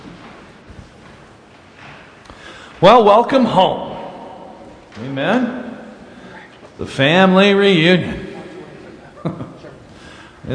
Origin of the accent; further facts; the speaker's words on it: Clearfield, United States; I was from Clearfield